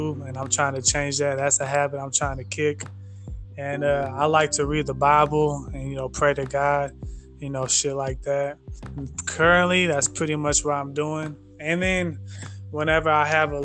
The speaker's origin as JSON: {"language": "English", "town": "Hayward", "region": "California", "country": "United States", "tie": "born or raised there", "said": "I'm from the Bay Area, Hayward, California specifically. In case anyone who's listening, Hayward is like over there next to Oakland, California. So that's where I grew up"}